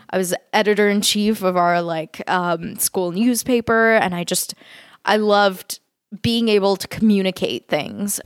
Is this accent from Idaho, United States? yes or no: no; Fort Worth, Texas, United States; also born or lived in San Francisco, California; I, uh, grew up in Texas, um, in a city called Fort Worth